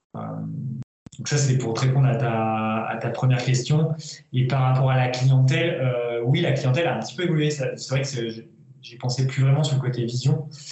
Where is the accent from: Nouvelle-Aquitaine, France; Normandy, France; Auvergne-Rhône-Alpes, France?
Auvergne-Rhône-Alpes, France; moved away as an adult; also born or lived in Villefranche-sur-Saône; ma région natale, d'Auvergne